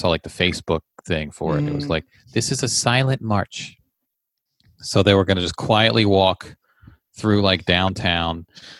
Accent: Leesburg, United States; Leesburg, which is my hometown

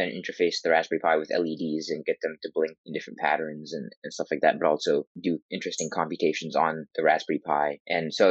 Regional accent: Bangor, Maine, United States; I'm 16 years old and I'm from Bangor High School in Bangor, Maine.

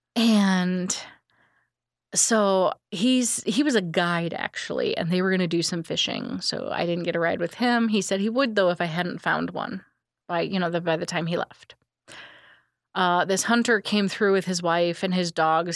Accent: Illinois, United States; I'm from Illinois.

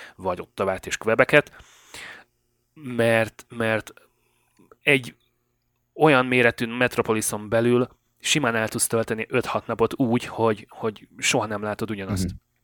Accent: Great Hungarian Plain, Hungary; moved away as an adult; now in Canada; Én tulajdonképpen elmondhatom magam, hogy alföldi gyerek vagyok, az Alföldön születtem.

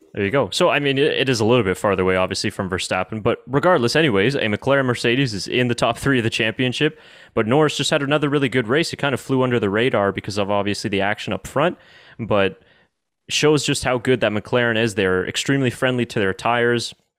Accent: Canada; us as as Canadian F1 fans

